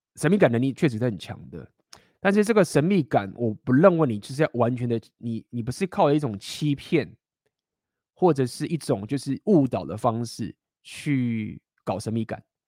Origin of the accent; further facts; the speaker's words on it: Taiwan; accent: Taiwanese accent; moved away; also born or lived in Shanghai; 我从头到尾都没有换，我就是用一个台湾口音。因为这为什么？因为 我来自台湾呐